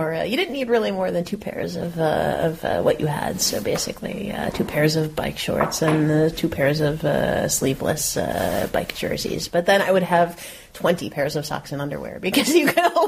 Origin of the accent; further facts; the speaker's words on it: South Florida, United States; now in Netherlands; I'm from South Florida, where it's flat, and I live in the Netherlands, which is flat.